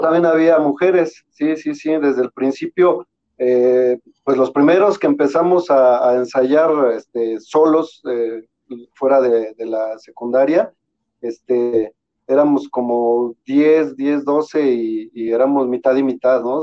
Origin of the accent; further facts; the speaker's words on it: State of Mexico, Mexico; nosotros somos del Estado de México